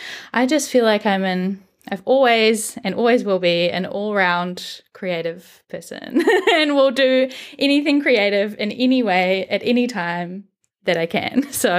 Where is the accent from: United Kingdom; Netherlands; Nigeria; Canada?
United Kingdom; now in New Zealand; I am British originally. I live in New Zealand now, and my pronouns are she, her, and I am currently 28.